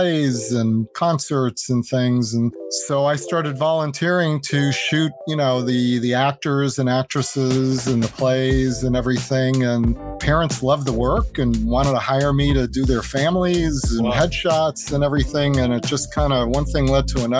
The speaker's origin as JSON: {"language": "English", "area": "Long Island", "region": "New York", "country": "United States", "tie": "born or raised there", "said": "I grew up in New York on Long Island"}